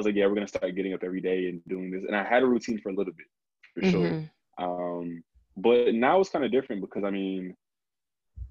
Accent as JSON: {"language": "English", "region": "New Jersey", "country": "United States", "said": "I'm from Jersey"}